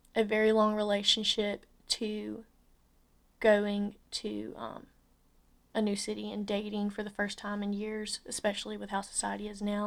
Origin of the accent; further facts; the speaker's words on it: Andalusia, Alabama, United States; moved away as an adult; also born or lived in Tuscaloosa, Alabama; I'm from Andalusia, Alabama